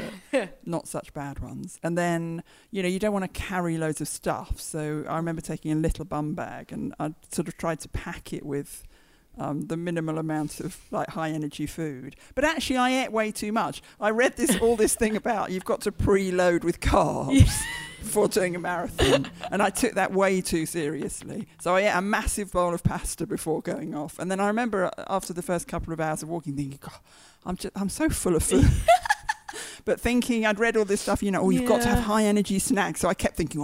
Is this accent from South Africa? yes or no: no; United Kingdom; moved away as an adult; also born or lived in Hull; now in London, United Kingdom; I grew up just outside London and moved here